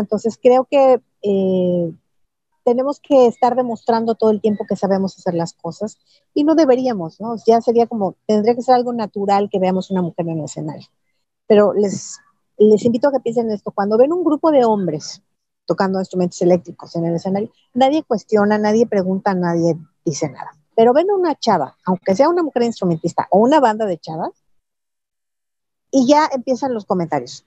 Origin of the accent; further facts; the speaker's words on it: Mexico; estaba yo como mexicana y además representando no nada más a México